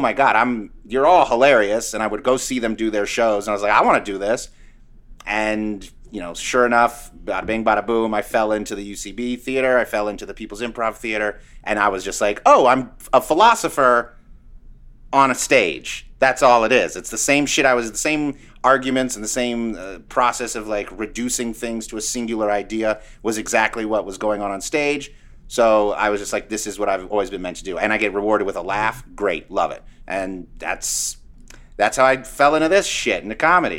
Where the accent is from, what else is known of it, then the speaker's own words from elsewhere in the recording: Sacramento, California, United States; moved away as an adult; also born or lived in New York City; I grew up in Sacramento. And then when I graduated high school, I hightailed it to New York.